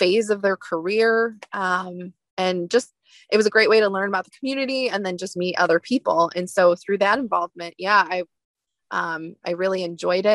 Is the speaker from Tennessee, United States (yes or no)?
no; outside of the Detroit area, downstate Michigan, United States; moved away as an adult; now in Traverse City, United States; I grew up in downstate Michigan. So outside of the Detroit area, in 2011, I moved to Northern Michigan